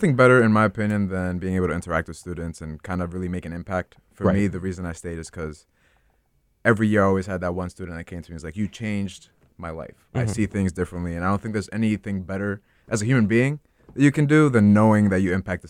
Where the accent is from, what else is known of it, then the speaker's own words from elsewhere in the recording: New York City, New York, United States; moved away as an adult; now in New Haven, United States; I'm from Brooklyn, New York. Mm-hmm. Born and raised, but my whole life transplanted to New Haven for the last 5 years.